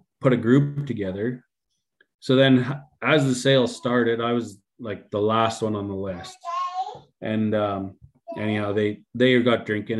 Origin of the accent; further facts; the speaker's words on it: Bonnyville, Alberta, Canada; my hometown